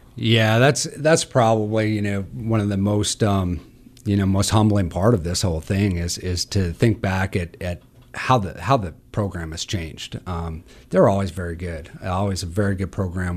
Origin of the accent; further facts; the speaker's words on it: Butte, Montana, United States; also born or lived in Great Falls, Montana / Helena, Montana; now in Missoula, United States; I grew up in Butte